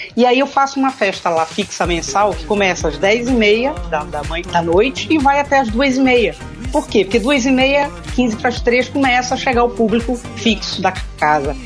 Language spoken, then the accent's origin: Portuguese; Belém, Pará, Brazil; moved away as an adult; also born or lived in Rio de Janeiro, Brazil; now in Braga, Portugal; Sim, sou paraense e saí de Belém tem o quê? 16